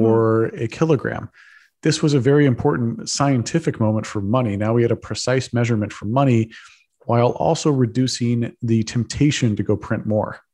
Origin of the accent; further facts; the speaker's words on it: Texas, United States; I'm a Texan. I grew up in Texas